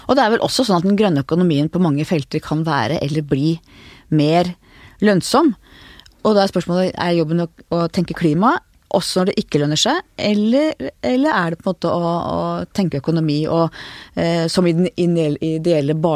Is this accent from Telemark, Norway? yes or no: no; Lillestrøm, Akershus, Norway; Jeg, jeg er oppvokst på Lillestrøm.